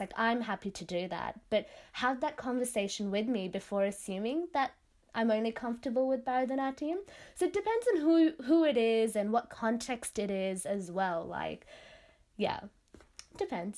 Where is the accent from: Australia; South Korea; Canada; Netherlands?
Australia; Sydney, New South Wales; first language Tamil; I was born and raised in Western Sydney.